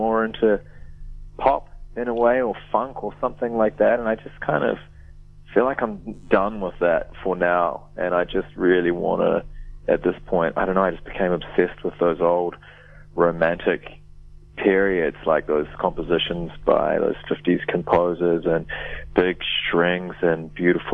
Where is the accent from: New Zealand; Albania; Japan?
New Zealand; Wellington; moved away as an adult; now in Melbourne, Australia; I moved from Wellington to Melbourne, far out, maybe 2003 or something like